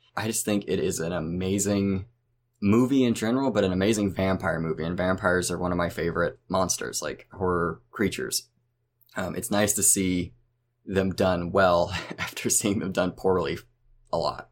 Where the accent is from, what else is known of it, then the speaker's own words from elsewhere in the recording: Oklahoma, United States; my home state of Oklahoma